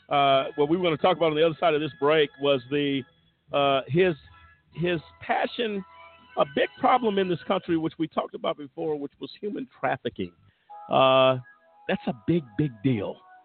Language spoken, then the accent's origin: English; Houston, Texas, United States; Unfortunately, my hometown of Houston is one of the hubs for human trafficking because of its proximity to the border, major interstates, airports, and ports.